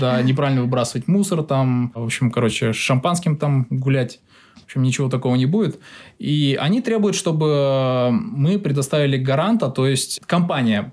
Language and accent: Russian; Kazakhstan; moved away as an adult; now in Japan; будучи еще э, студентом в Казахстане